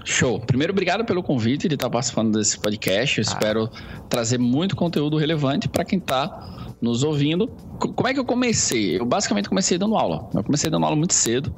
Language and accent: Portuguese; Palmeira dos Índios, Alagoas, Brazil; moved away; also born or lived in Maceió; eu sou de uma cidade chamada Palmeira dos Índios